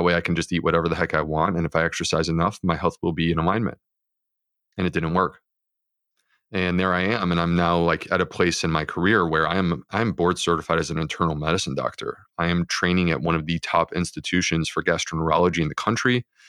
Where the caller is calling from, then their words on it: Charleston, South Carolina, United States; I'm in Charleston, South Carolina.